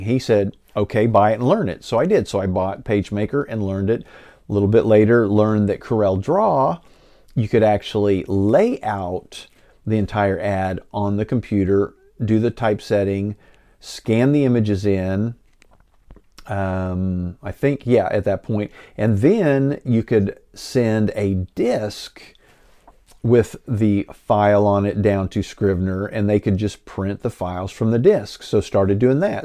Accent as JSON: {"language": "English", "town": "Enid", "region": "Oklahoma", "country": "United States", "tie": "born or raised there", "said": "coming back to my hometown"}